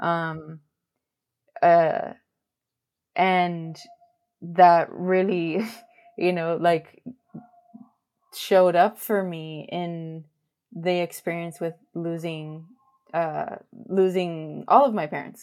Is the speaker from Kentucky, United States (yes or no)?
no; Miami, Florida, United States; born and raised in Miami, raised by a Cuban and a Spaniard